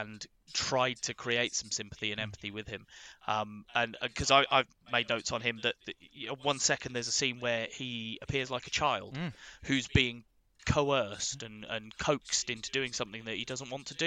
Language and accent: English; United Kingdom; we both do as Brits, when you use our colloquialisms and our language